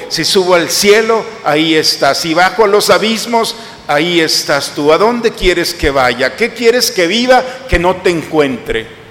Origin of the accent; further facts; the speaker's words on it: Mexico; nosotros como occidentales y como mexicanos